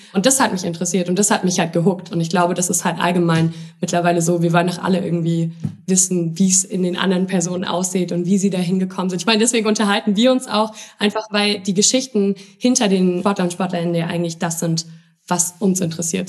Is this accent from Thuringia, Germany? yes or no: yes; Jena, Thuringia, Germany; ich komme aus Jena, so, das ist so eine kleine Bubble, alles dort.